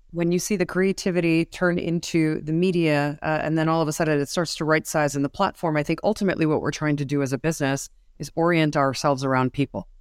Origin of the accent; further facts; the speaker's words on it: New York City, New York, United States; I'm a New Yorker. Um, I have been raised on the mean streets of the, uh, Manhattan cities through the eighties